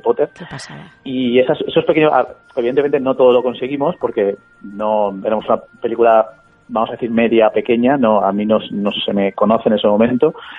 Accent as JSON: {"language": "Spanish", "region": "Valencian Community", "country": "Spain", "said": "soy, de esta tierra, soy valenciano"}